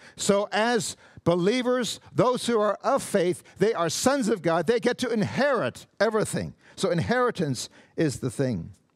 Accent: Canada; I'm Canadian. I am not an American

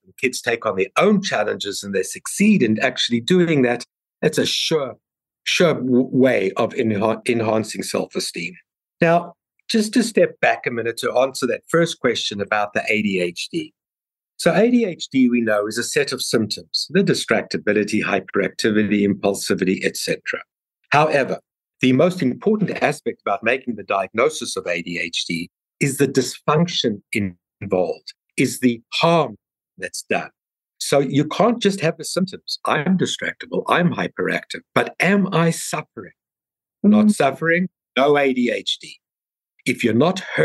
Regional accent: South Africa; moved away; my accent because I'm from South Africa

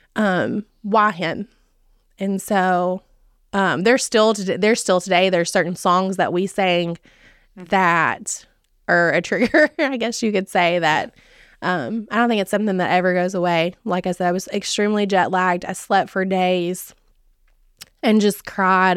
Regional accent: Charlotte, Tennessee, United States; I grew up in Dixon County. So, I, I grew up in Charlotte, lived here my entire life.

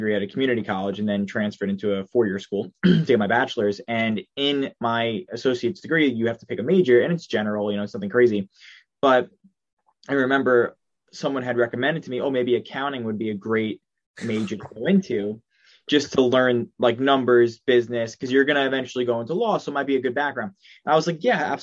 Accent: Long Island, New York, United States; I'm from Long Island, New York. That was where I was born. That's where I currently am now.

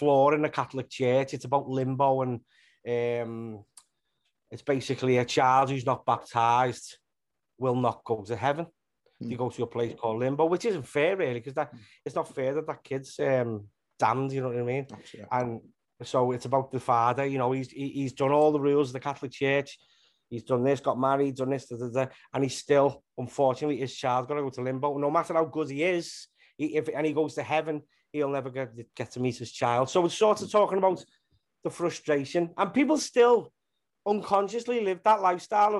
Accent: Liverpool, North West England, United Kingdom; being from Liverpool, I'm from Walton in Liverpool.

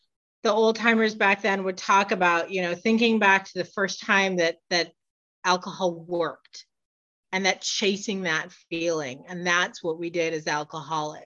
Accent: Michigan, United States; moved away; I'm originally from Michigan.

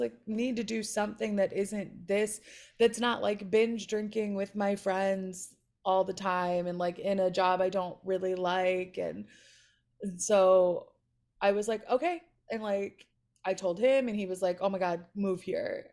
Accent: Chicago, Illinois, United States; now in Los Angeles, United States; I was born and raised in Chicago, and then my parents moved us to a suburb, like, twenty minutes northwest of the city

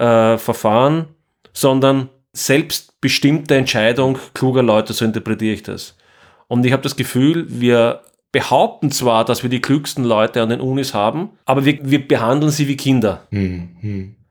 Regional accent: Austria; ich bin Österreicher

